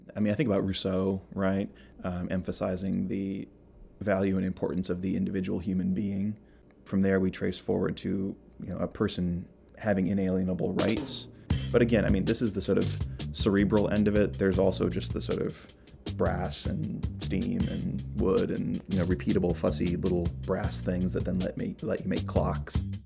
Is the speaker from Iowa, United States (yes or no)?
yes; Iowa, United States; moved away; also born or lived in Minnesota; I'm originally from Iowa. I grew up in Iowa and Minnesota.